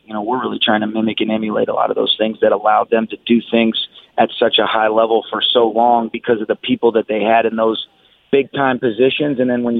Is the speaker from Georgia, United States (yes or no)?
yes; Atlanta, Georgia, United States; now in Los Angeles, United States; when I was growing up in Atlanta